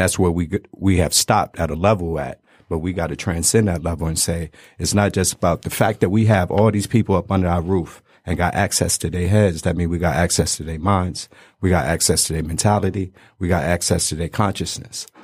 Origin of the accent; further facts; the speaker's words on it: Detroit, Michigan, United States; also born or lived in Brooklyn, New York; we moved out here and I went to school out here, went to barber school out here. So, three one three seven mile.